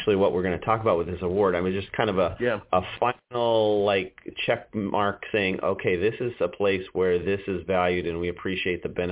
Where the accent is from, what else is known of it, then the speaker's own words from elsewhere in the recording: Wyoming, United States; now in Illinois, United States; I came from Wyoming originally